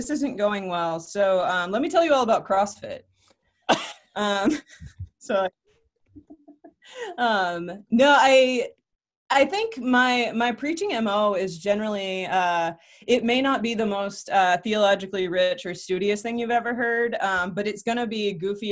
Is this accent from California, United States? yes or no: no; Alabama, United States; I am from Alabama